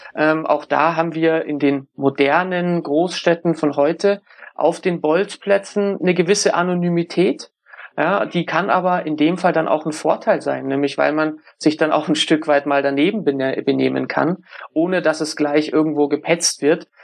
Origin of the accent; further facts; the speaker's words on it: Munich, Bavaria, Germany; Ich komme aus München